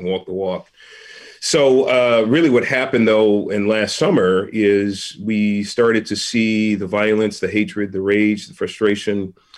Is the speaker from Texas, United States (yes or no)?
no; San Francisco, California, United States; born and raised in San Francisco